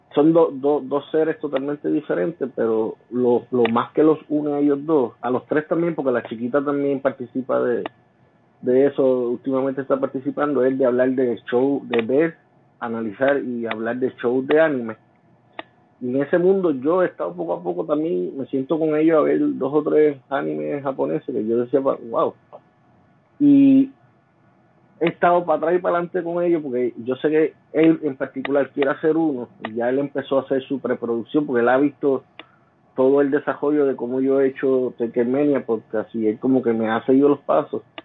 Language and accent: Spanish; Jayuya, Puerto Rico; como yo soy natural de Jayuya, después nosotros volvimos, nos mudados para Jayuya